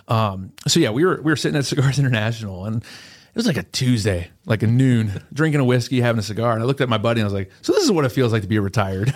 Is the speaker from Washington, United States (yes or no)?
no; Lancaster County, Pennsylvania, United States; I'm born and raised in Lancaster County